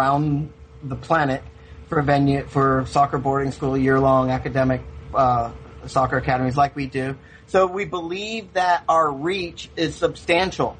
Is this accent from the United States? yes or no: yes; Sacramento, California, United States; also born or lived in Spain; my high school coach and my youth coach growing up in Sacramento, California